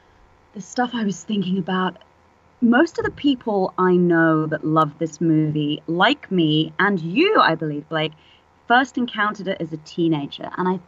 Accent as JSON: {"language": "English", "region": "England", "country": "United Kingdom", "lives_now": "San Francisco, United States", "said": "Well, I live here now, but {S1} yes, {S7} it took me moving to San Francisco 7 years ago. I'm English originally, obviously, as you can hear"}